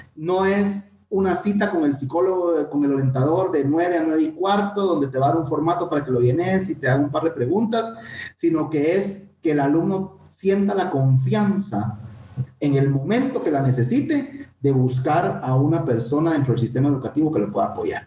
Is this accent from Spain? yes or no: no; Guatemala; nuestro compatriota …